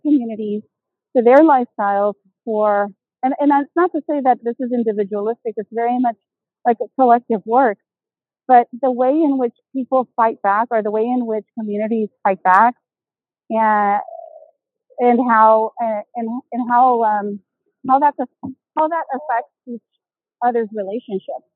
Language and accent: English; Houston, Texas, United States; moved away; I'm originally from Houston, Texas